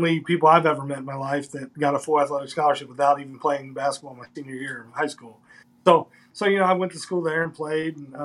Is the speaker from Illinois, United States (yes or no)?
no; Northern Kentucky, United States; I'm from Northern Kentucky, 10, 15 minutes away from Cincinnati, Ohio. I went to a school called Boone County High School